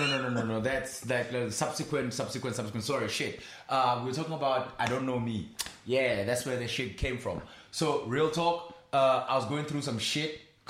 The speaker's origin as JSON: {"language": "English", "country": "South Africa", "moved": "yes", "said": "I'm from Poch."}